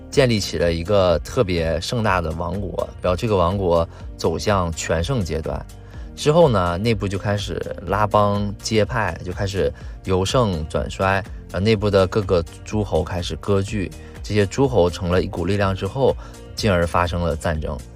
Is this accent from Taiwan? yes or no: no; China; 我们中国人